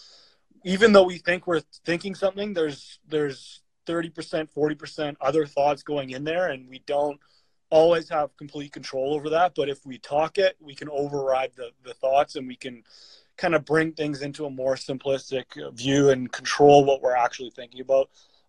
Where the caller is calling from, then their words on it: Calgary, Alberta, Canada; I'm coming from Calgary, Alberta.